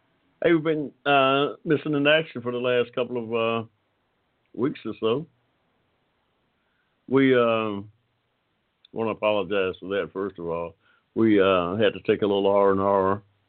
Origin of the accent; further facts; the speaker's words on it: Georgia, United States; also born or lived in Ohio; I'm from Georgia, but I spent part of my adolescent years in Ohio. Yeah, and still got family there, family and friends.